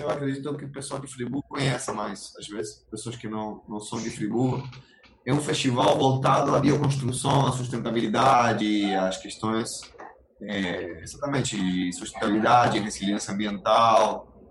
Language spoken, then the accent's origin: Portuguese; Argentina; Portuguese is a second language; moved away as an adult; now in Cachoeiras de Macacu, Brazil; Eu sou da Argentina, mas eu moro aqui em Cachoeiras de Macacu já tem 10 anos, então me sinto cachoeirense